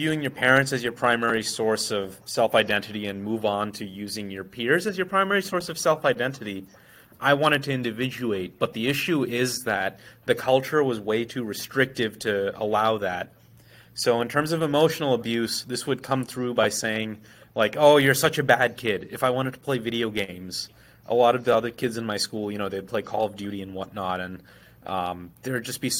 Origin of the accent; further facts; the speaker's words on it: United States; No, I grew up in the States.